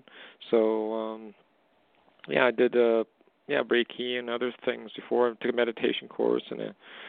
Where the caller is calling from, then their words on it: Alberta, Canada; I'm calling from Alberta, Canada